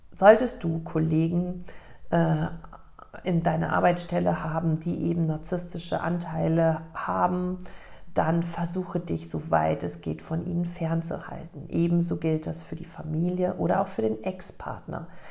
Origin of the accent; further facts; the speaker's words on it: Germany; in Lech, in meiner Heimatstadt